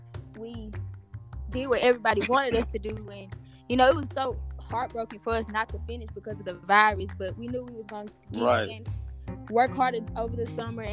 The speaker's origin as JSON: {"language": "English", "town": "Memphis", "region": "Tennessee", "country": "United States", "said": "I'm from Memphis, Tennessee, and I attend Whitehaven High School."}